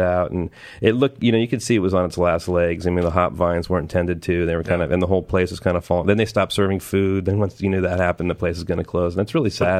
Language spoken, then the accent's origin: English; Southern California, United States; moved away as an adult; I grew up in Southern California